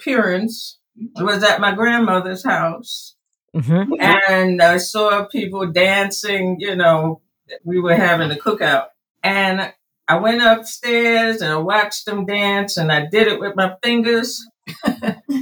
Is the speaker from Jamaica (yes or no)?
no; Maryland, United States; moved away as an adult; also born or lived in New Jersey; I was born here in Maryland.